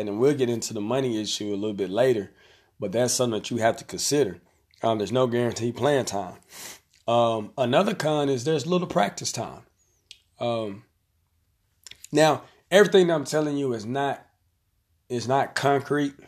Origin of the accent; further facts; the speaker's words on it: Conway, Arkansas, United States; I'm gonna use my hometown. So we have a tournament here in Conway